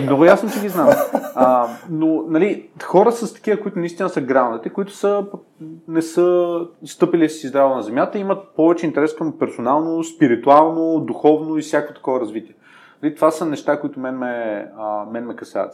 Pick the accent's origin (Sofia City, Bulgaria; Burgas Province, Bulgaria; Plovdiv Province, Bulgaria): Sofia City, Bulgaria; Sofia; съм израснал в Надежда и нали, в Надежда си беше малко гето едно време.